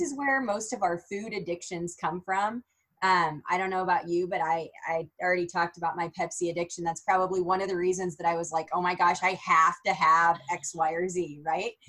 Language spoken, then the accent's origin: English; Minden, Nebraska, United States; I was born and raised in Minden, Nebraska, small town girl